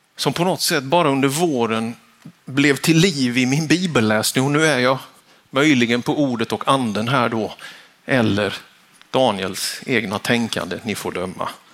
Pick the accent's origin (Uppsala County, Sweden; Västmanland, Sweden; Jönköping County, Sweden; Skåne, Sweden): Jönköping County, Sweden; Vetlanda; När jag var tonåring så gick jag högstadiet på Vitalaskolan hemma i Vetlanda. Småländska höglandet